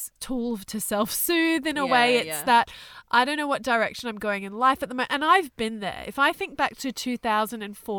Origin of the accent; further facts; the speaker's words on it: Thailand; I was born in Thailand.